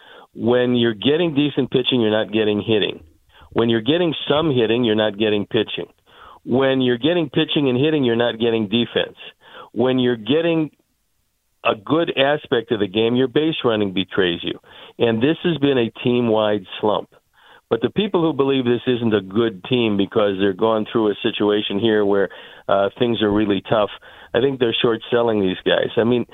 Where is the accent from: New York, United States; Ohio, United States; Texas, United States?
Ohio, United States; Cleveland; now in Chicago, United States; I was born and raised in Cleveland where we played a lot of games in the cold weather in the early spring.